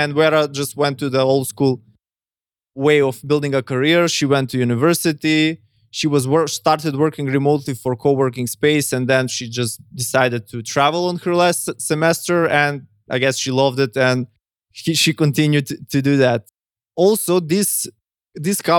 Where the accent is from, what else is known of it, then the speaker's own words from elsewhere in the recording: North Macedonia; I come from Macedonia